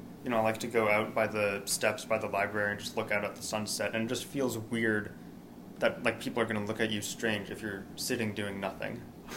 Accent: Massachusetts, United States; moved away as an adult; now in Tulsa, United States; I am from Massachusetts

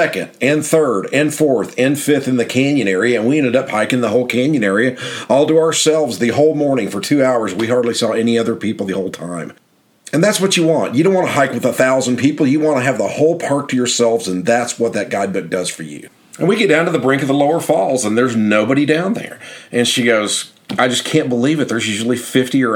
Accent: Oklahoma City, Oklahoma, United States; I'm from Oklahoma City

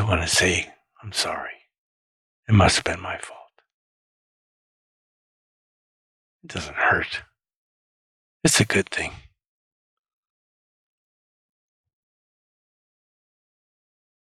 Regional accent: Michigan, United States; I was from Michigan too

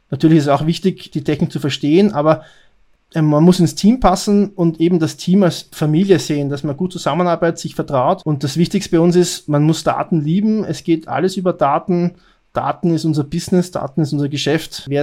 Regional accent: Austria; Ich bin Österreicher, arbeite bei Payback Österreich

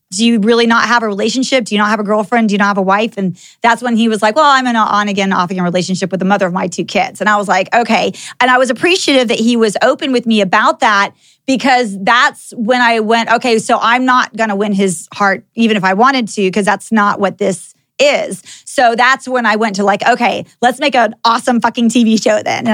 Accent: Texas, United States; moved away as an adult; also born or lived in California; I actually grew up in Texas. I'm a Texan

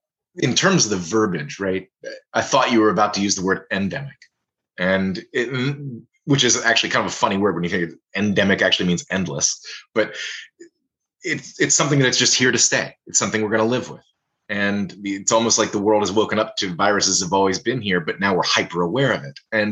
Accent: Cincinnati, Ohio, United States; moved away; I come from Cincinnati, so I go to Southern Ohio on a fairly frequent basis to visit family.

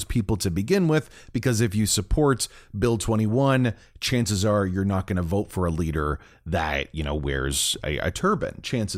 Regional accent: Canada; it makes me feel bad as a Canadian

